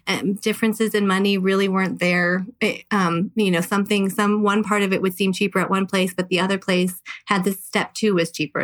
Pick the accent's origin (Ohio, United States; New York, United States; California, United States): California, United States; Southern; now in Las Vegas, United States; I'm actually originally from Southern California